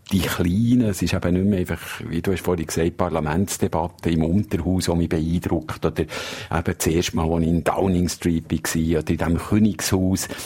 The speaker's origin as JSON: {"language": "German", "country": "Switzerland", "lives_now": "United Kingdom", "said": "als Korrespondent, als Auslandschweizer zu merken, dass die Schweiz irgendwie nicht der Nabu vor der Welt ist."}